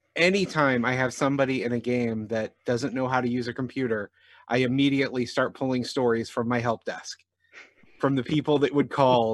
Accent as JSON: {"language": "English", "area": "Jefferson County", "region": "Missouri", "country": "United States", "tie": "born or raised there", "said": "I grew up in Jefferson County, Missouri"}